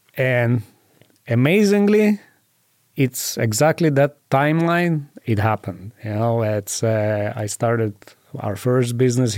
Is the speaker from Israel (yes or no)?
yes; Israel; moved away as an adult; now in Las Vegas, United States; Growing up in Israel, we have to go to an army